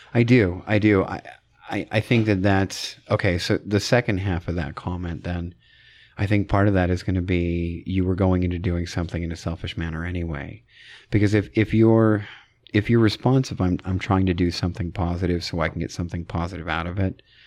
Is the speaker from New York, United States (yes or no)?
no; Idaho, United States; born and raised in Idaho